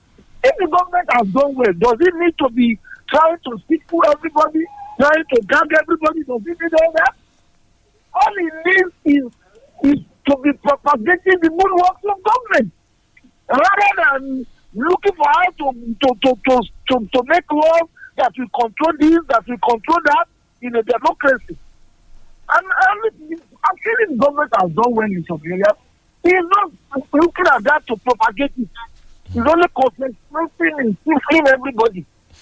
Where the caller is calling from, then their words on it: Madagascar; I'm calling from Madagascar.